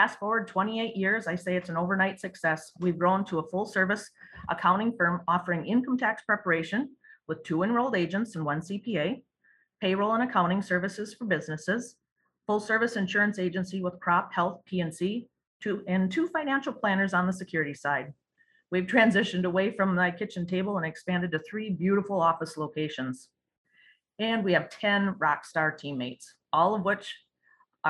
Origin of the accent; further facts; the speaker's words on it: Cameron, Wisconsin, United States; growing up in that small town, you get to know everybody and everybody knows you